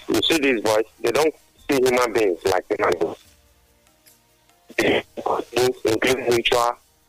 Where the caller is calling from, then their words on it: Tajikistan; I'm calling from Tajikistan.